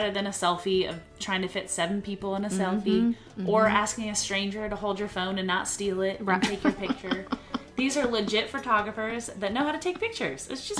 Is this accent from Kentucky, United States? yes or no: no; Texas, United States; we're from Texas